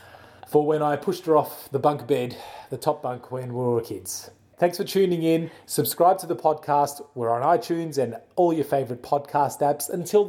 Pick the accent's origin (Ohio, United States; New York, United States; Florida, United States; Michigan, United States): Florida, United States; Pensacola; Pepsi-Cola's how I'm from Pepsi-Cola, the best drink on earth.